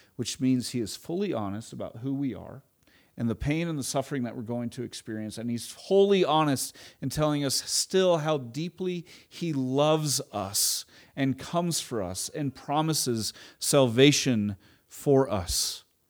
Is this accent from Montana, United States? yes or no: no; Edmond, Oklahoma, United States; also born or lived in Tulsa, Oklahoma; We moved from Edmond, Oklahoma, Oklahoma City area to Tulsa.